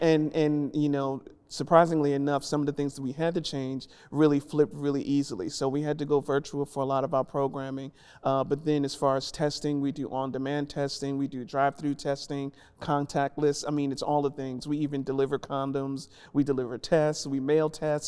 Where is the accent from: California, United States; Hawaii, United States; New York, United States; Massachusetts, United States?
New York, United States; New York City; moved away as an adult; now in Nashville, United States; originally from New York, born and raised in the Bronx.